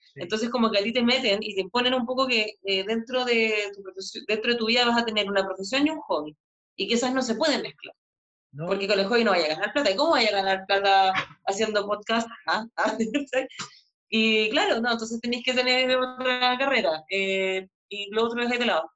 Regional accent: Chile; moved away as an adult; also born or lived in Buenos Aires, Argentina; Yo cuando volví a Chile, por los que no saben, yo viví en Argentina un par de años en Buenos Aires, cuando volví a Chile abrí mi consulta

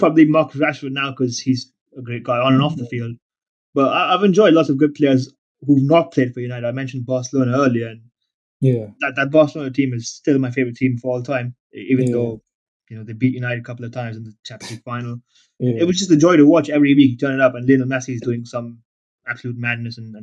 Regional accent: India; I grew up in a family that, I'm an Indian, so my family enjoyed cricket

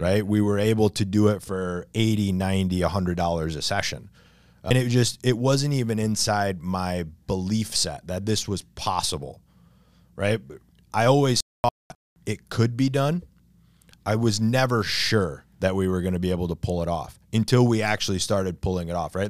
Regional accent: near Coldwater, Michigan, United States; moved away as an adult; now in Long Beach, New York, United States; It wasn't my hometown, but it was close enough. It was, like, five miles away. It was a town called Coldwater, Michigan

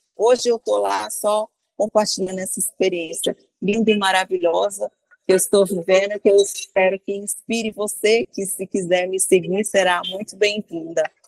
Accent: Brasília, Federal District, Brazil; eu morava em Brasília. Eu moro, né? Ah. Sou de ah, Brasília

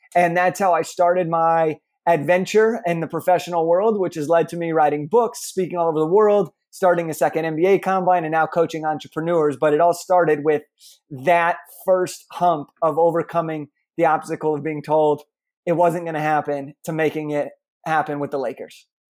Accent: Los Angeles, California, United States; I grew up in Los Angeles, California

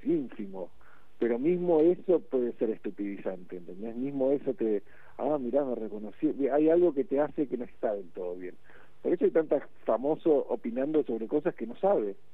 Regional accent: Buenos Aires, Argentina; moved away as an adult; Yo crecí en Buenos Aires

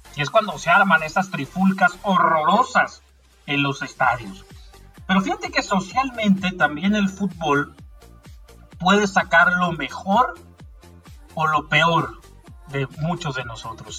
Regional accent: Mexico; en México creo que no somos así

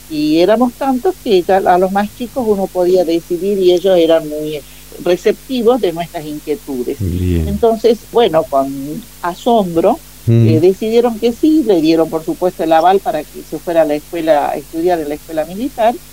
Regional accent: Catamarca, Argentina; Bueno, te paso a comentar. Nosotros somos de Catamarca

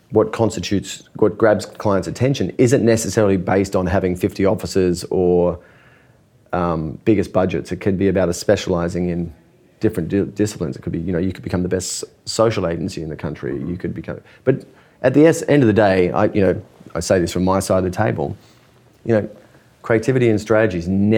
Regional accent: Australia; moved away; being an Australian

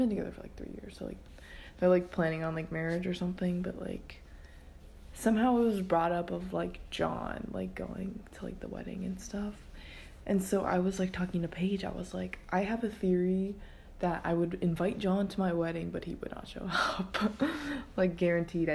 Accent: Ohio, United States; we're from Ohio

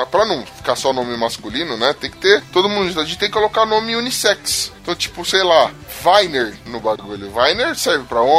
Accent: São Paulo, Brazil; Eu sou da zona leste de São Paulo.

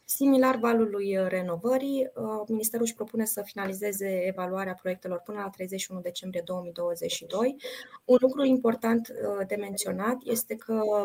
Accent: Suceava, Suceava County, Romania; eu sunt din Suceava

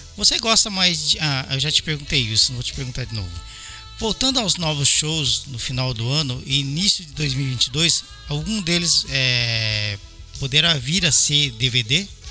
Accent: São Paulo, Brazil; now in Osaka, Japan; nasci em 70, você chegou um ano depois que eu nasci em São Paulo

